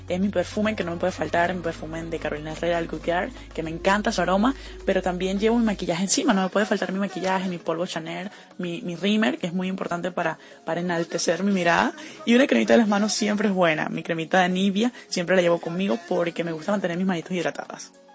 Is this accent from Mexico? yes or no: no; Zulia, Venezuela; tengo 23 años y soy de Venezuela